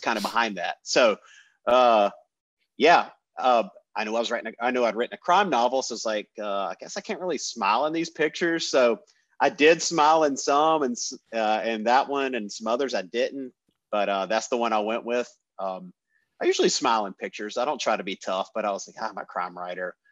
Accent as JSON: {"language": "English", "area": "Randolph County", "region": "North Carolina", "country": "United States", "tie": "born or raised there", "also_born_or_lived": "High Point, North Carolina", "said": "I was born in Randolph County"}